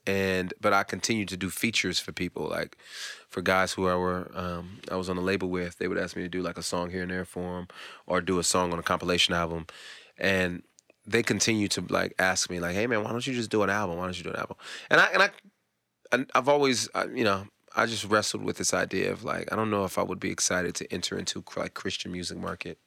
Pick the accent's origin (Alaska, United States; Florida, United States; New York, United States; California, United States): California, United States; moved away as an adult; now in Atlanta, United States; I grew up in California